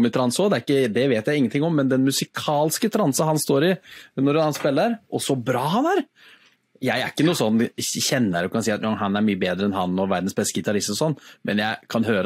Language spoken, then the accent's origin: Norwegian; Innlandet, Norway; Jeg kommer fra Toten, og jeg kan spille gitar.